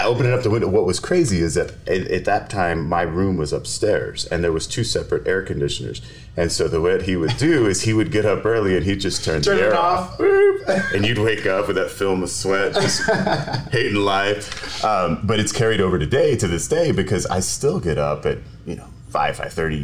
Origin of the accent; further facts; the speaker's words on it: Raymondville, Texas, United States; also born or lived in Milton, Florida / Sebastian, Texas; When I was three, we moved to the big town of Sebastian, Texas, which is about 10 miles south of Raymondville